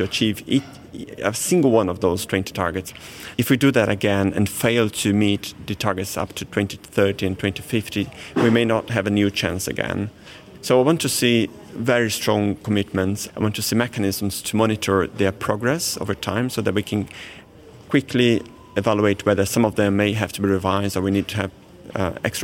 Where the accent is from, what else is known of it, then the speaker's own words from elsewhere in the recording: Brazil; moved away; I grew up in Brazil, which is the world's most biodiverse country